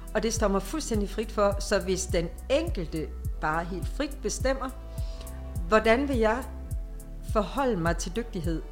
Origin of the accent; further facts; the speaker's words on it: Denmark; jeg er en god dansker